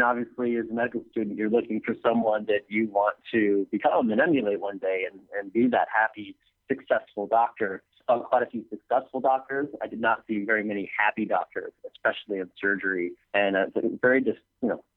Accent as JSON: {"language": "English", "town": "San Diego", "region": "California", "country": "United States", "tie": "born or raised there", "also_born_or_lived": "Michigan", "said": "I'm from Michigan, but grew up in San Diego"}